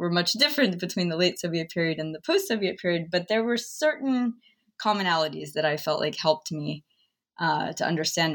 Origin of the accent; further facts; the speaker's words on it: Chapel Hill, North Carolina, United States; I spent some time growing up in Chapel Hill.